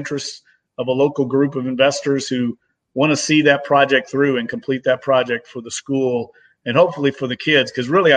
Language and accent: English; Louisville, Kentucky, United States; now in New Orleans, United States; when I first moved to New Orleans, I grew up in Louisville, Kentucky